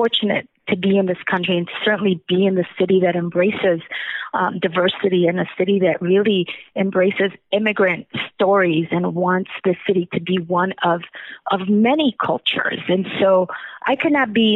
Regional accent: Chicago, Illinois, United States; also born or lived in Zacatecas, Mexico; we arrived in Chicago when I was 8 years old in the Near West Side

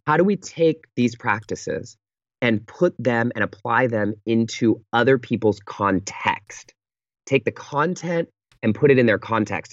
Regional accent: Pittsburg, California, United States; moved away; I fly home to the Bay Area, to my hometown, um, called Pittsburgh, California.

